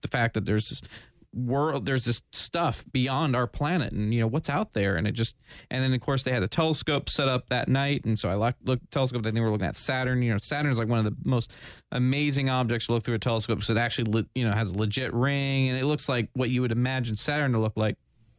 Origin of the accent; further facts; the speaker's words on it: Daytona, Florida, United States; I was grown here in Florida. I mean, yeah. I was born in Daytona.